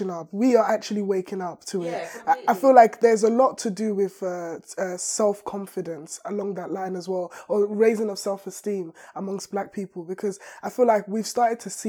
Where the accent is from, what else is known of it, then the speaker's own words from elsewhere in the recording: Nigeria; When we watch movies as black people, uh, um, like I'm Nigerian as well.